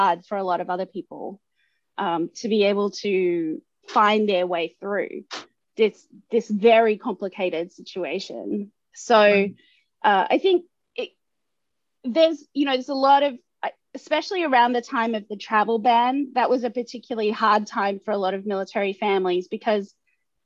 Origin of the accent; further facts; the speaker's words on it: Australia; first language English; moved away as an adult; now in United States; I also love being Australian as well